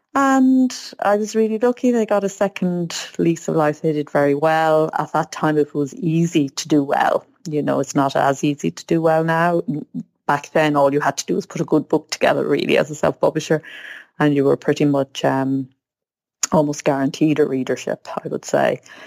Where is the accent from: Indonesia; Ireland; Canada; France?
Ireland; I grew up in Ireland where being a writer meant being Yeats or Joyce